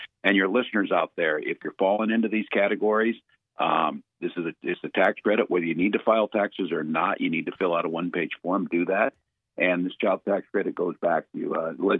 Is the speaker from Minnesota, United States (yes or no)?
yes; Minnesota, United States; I am a Minnesotan